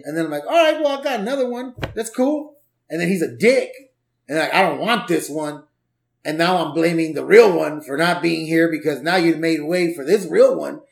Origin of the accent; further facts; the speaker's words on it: Los Angeles, California, United States; also born or lived in Orange County; I was born in '79, and I grew up in the '80s in LA, in Southeast